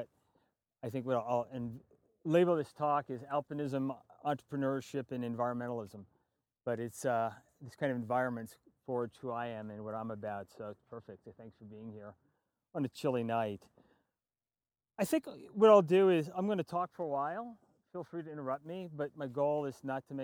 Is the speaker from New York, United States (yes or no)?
yes; New York City, New York, United States; moved away; I'm from New York City originally, and just across the border on Long Island